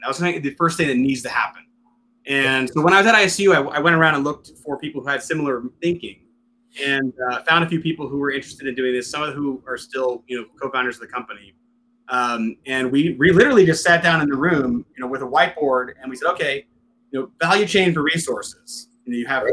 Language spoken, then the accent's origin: English; Western Pennsylvania, United States; moved away; I originally come from, from Western Pennsylvania